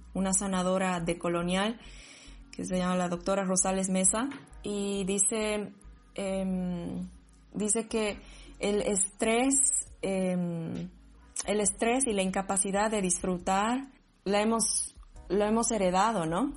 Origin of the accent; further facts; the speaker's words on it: Sucre, Chuquisaca, Bolivia; moved away as an adult; now in Berlin, Germany; siempre me han dicho de dónde eres, yo qué, pero si soy de aquí